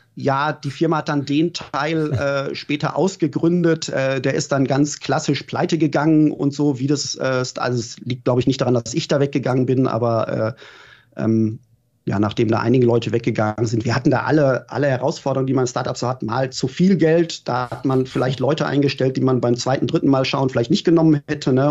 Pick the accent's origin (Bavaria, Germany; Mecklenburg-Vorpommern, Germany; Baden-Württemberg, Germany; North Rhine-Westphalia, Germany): North Rhine-Westphalia, Germany; Gelsenkirchen; now in Berlin, Germany; ich bin wirklich im Stadtteil Gelsenkirchen Schalke aufgewachsen